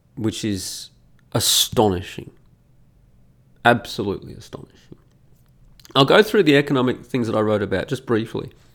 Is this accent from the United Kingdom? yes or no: no; Australia; moved away as an adult; also born or lived in Italy; as an Australian